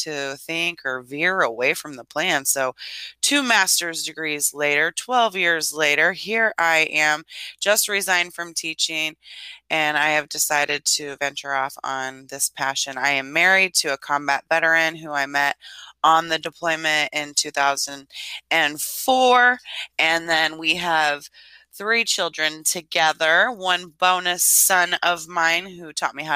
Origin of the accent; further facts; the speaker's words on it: Lincoln, Illinois, United States; also born or lived in Idaho; I was raised in a small town in Illinois, central Illinois. My hometown is Lincoln, Illinois